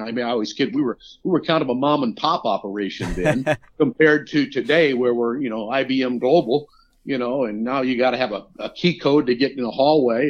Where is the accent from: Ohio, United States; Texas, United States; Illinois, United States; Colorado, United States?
Illinois, United States; small town south of Chicago; moved away as an adult; now in Gainesville, United States; I grew up in the Midwest, just uh, in a small little town south of Chicago